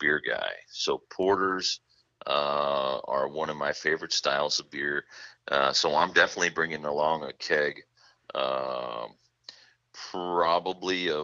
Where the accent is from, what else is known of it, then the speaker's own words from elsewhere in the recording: Midwest, United States; I'm from the Midwest